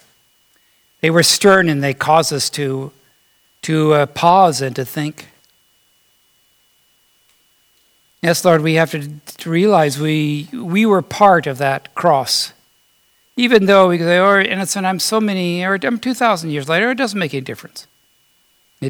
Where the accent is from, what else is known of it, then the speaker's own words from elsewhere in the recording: United States; I was born here in America.